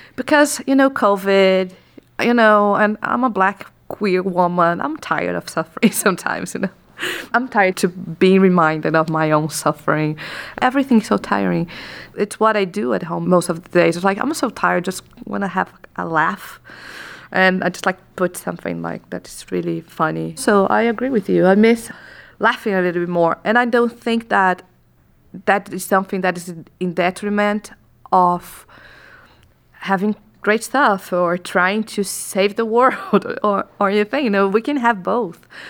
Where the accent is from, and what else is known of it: Brazil